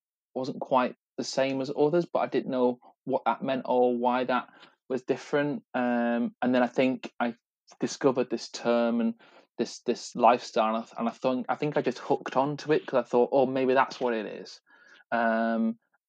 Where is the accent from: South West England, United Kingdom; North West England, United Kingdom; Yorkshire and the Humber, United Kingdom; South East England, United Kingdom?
North West England, United Kingdom; Salford; moved away as an adult; also born or lived in London; I come originally from Salford, quite a, you know, working class background and family